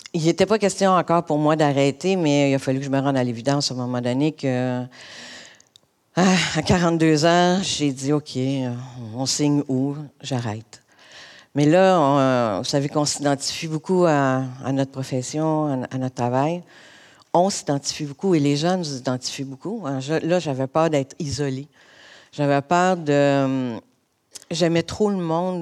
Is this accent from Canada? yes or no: yes; Montreal, Quebec, Canada; je suis originaire de Montréal. J'ai, euh, en fait, j'ai toujours habité l'est de l'île.